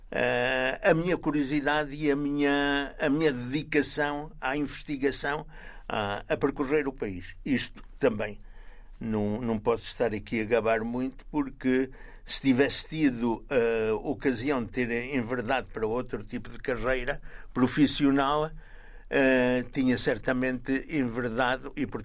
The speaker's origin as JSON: {"language": "Portuguese", "region": "Coimbra District", "country": "Portugal", "tie": "born or raised there", "moved": "as an adult", "said": "eu não conhecia nada de Portugal, praticamente, além da, da minha terra natal e da cidade que lhe é adjacente, que é Coimbra."}